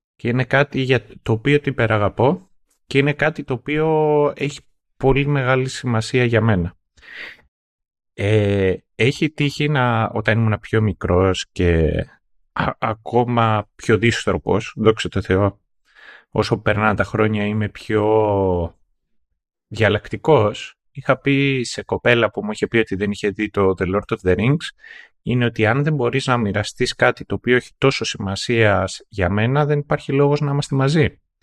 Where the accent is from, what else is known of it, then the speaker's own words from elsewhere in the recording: Greece; εγώ που μεγάλωσα στην επαρχία και το ίντερνετ στο χωριό μου δεν ήρθε μέχρι το 2013.